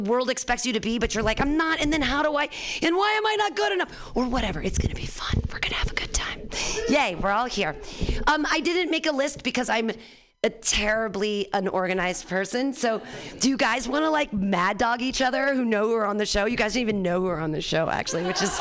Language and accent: English; Danville, California, United States; I grew up in Danville here with the San Ramon Valley